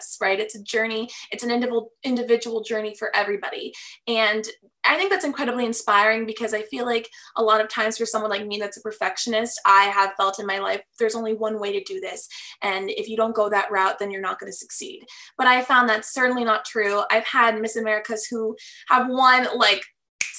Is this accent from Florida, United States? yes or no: yes; Fort Lauderdale, Florida, United States; I'm from Fort Lauderdale, Florida. I'm born and raised here